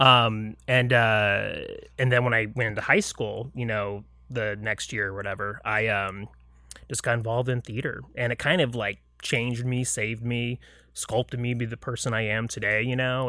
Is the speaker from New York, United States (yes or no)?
no; Lake Mary, Florida, United States; I grew up outside of Orlando in a town called Lake Mary, Florida